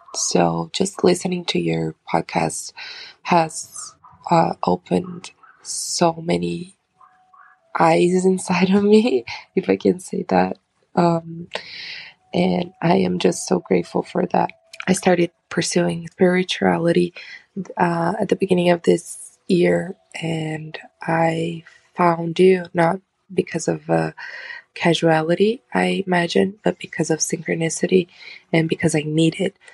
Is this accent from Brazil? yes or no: yes; Brazil; I'm from Brazil.